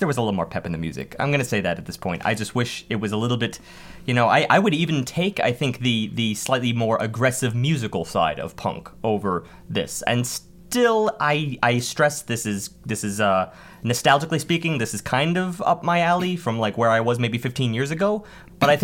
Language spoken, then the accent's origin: English; United States; just being American